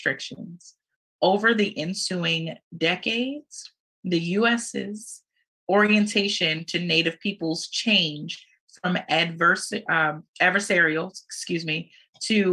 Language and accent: English; United States; I was born here. I was born on U.S. soil. I'm a U.S. citizen